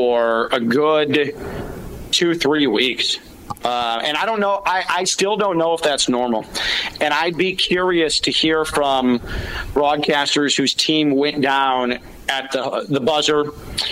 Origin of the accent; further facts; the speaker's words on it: Chicago, Illinois, United States; moved away; growing up in Chicago as a kid